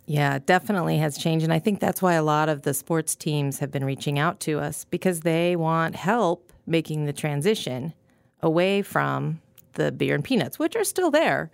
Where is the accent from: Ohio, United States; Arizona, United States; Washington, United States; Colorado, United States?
Colorado, United States; Gunnison; moved away as an adult; also born or lived in Florida / Connecticut / Chicago; now in Kansas City, United States; I actually grew up out there